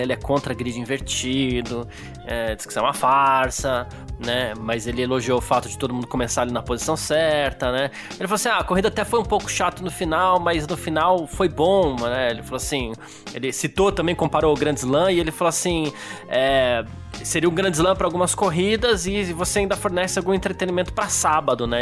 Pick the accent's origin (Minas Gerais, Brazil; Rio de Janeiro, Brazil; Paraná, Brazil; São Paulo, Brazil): São Paulo, Brazil; eu sou do Bexiga, eu tenho uma parte italiana da família